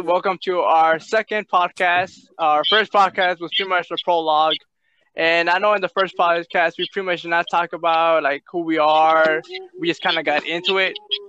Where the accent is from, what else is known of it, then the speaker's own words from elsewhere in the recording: Chicago, Illinois, United States; I pretty much come from Chicago. We're close to Logan Chicago. Square.